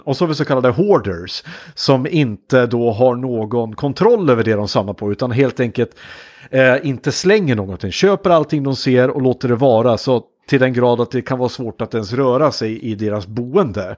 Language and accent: Swedish; Hudiksvall, Gävleborg County, Sweden; jobbade en sommar hos ett kommunalt bostadsbolag där jag kom eh, ifrån Hudiksvall